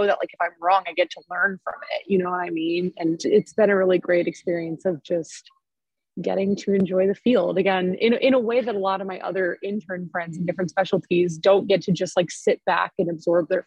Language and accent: English; just outside of Chicago, Illinois, United States; I grew up just outside of Chicago.